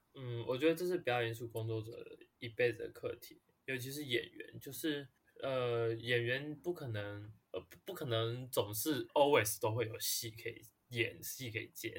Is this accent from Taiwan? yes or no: yes; Hsinchu, Taiwan; 我是普通高中的，然后新竹，哦，我新竹人